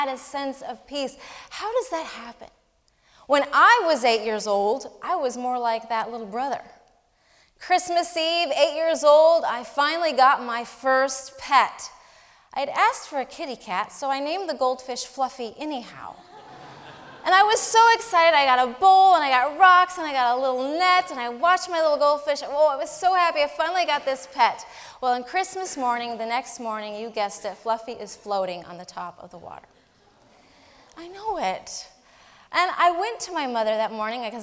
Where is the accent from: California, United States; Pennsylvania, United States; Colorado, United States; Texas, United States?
Colorado, United States; my home state of Colorado